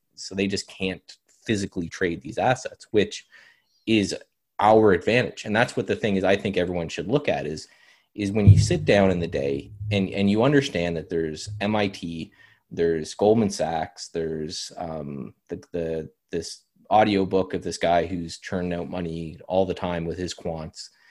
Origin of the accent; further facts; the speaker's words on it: Canada; as a Canadian